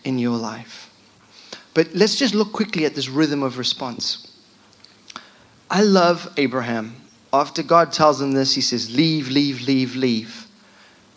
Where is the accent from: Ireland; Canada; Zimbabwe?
Zimbabwe; moved away as an adult; also born or lived in London; now in United Kingdom; I'm from Zimbabwe.